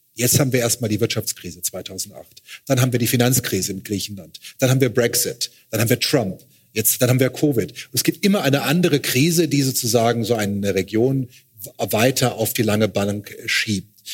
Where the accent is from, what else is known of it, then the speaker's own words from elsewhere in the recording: Luxembourg; aus Luxemburg, wo ich herkomme